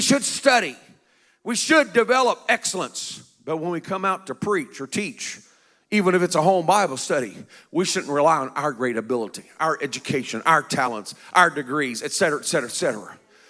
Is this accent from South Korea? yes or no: yes; South Korea; I was raised in Korea. My parents were missionaries. Korea at that time was a very poor country.